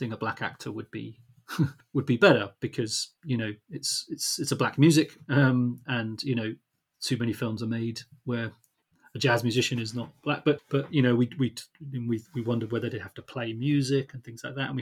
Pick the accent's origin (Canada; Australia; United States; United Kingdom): United Kingdom; Luton, East of England; we're from Luton